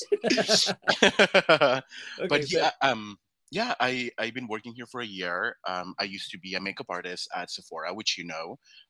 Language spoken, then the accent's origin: English; San Antonio, Texas, United States; also born or lived in Sabinas, Coahuila, Mexico; I was born in Mexico, but I've been living in San Antonio pretty much my whole life.